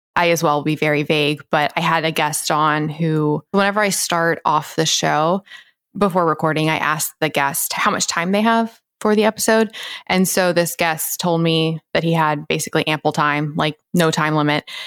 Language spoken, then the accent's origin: English; the South, United States; how I was raised, like Bible Belt Christian South